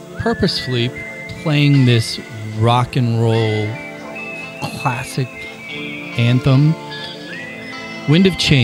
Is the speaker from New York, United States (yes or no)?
no; Granite City, Illinois, United States; I was a Granite City kid